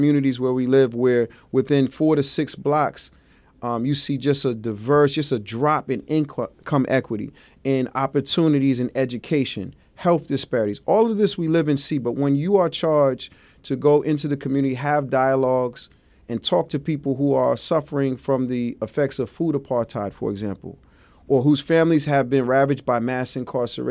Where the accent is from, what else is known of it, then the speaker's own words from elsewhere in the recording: New York City, New York, United States; being a Brooklyn boy, you know, I come from very humble beginnings